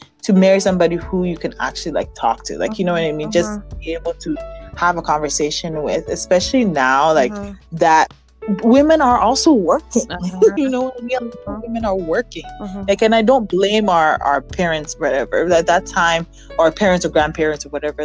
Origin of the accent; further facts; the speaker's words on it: Ghana; moved away; coming from Africa, like, I grew up in Ghana.